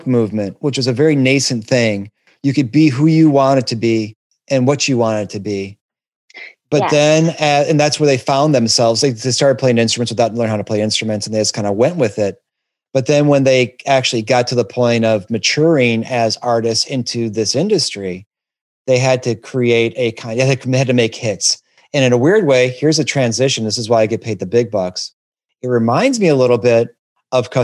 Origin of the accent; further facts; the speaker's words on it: Detroit, Michigan, United States; I'm from Detroit